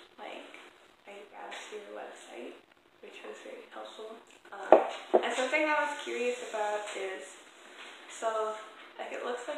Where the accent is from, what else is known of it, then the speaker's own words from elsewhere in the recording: Minneapolis, Minnesota, United States; I'm from the Twin Cities